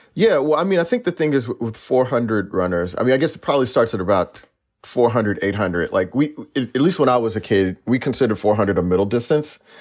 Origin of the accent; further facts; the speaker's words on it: Texas, United States; I'm a Texan